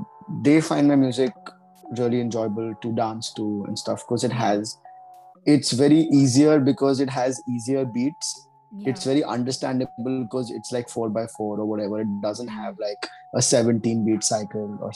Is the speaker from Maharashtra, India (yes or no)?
no; Rajasthan, India; I'm from Rajasthan